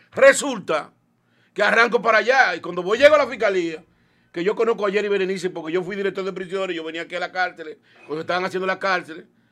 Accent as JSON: {"language": "Spanish", "town": "Villa González", "region": "Santiago", "country": "Dominican Republic", "tie": "born or raised there", "also_born_or_lived": "Santo Domingo", "moved": "as an adult", "said": "yo nací en un campo, le dicen el Limón de Villa González. O sea, soy nativo de aquí"}